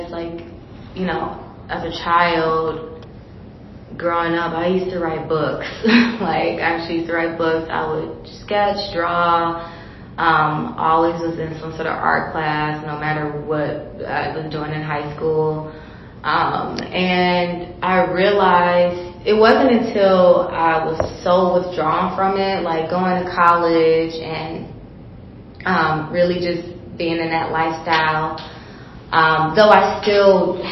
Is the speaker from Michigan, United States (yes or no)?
yes; Detroit, Michigan, United States; now in Chicago, United States; I was born and raised in Detroit, Michigan. I currently live in Chicago now, and I live in several states in between.